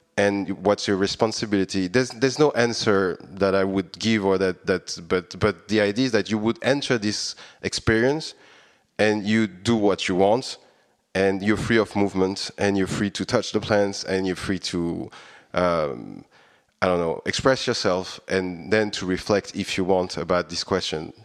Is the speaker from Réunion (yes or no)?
yes; Réunion; moved away as an adult; also born or lived in Paris, France; now in Budapest, Hungary; I was born on Reading Island, as you, you mentioned it, and actually, I, I was raised over there